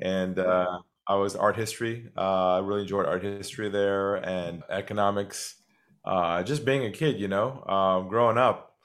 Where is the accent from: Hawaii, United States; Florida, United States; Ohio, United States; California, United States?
California, United States; San Diego; moved away as an adult; now in Australia; I'm originally from California, from San Diego. Grew up there